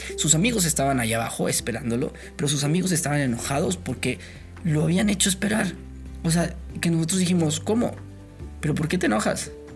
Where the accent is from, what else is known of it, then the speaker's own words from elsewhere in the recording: Mexico; Nosotros como mexicanos